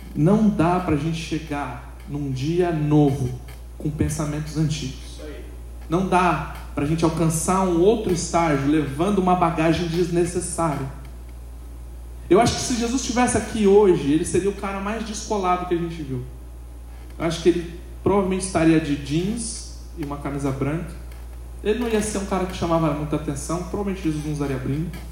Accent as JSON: {"language": "Portuguese", "region": "São Paulo", "country": "Brazil", "said": "A gente que é de São Paulo"}